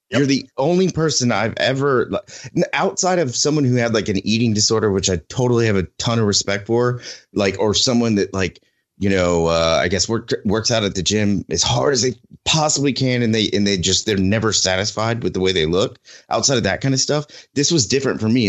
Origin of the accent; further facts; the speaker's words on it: Oklahoma, United States; moved away; my home state of oklahoma